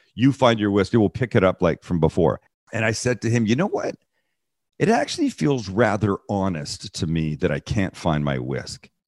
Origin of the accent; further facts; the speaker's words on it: Vancouver, British Columbia, Canada; moved away; I'm from Vancouver, Canada